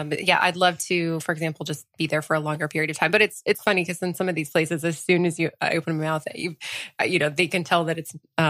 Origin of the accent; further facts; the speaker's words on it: Colorado, United States; first language French; English is a second language; also born or lived in France / California / Lafayette, Colorado; And everyone else spoke Spanish besides me. I was the only, you know, little French kid in the class, especially growing up in Colorado.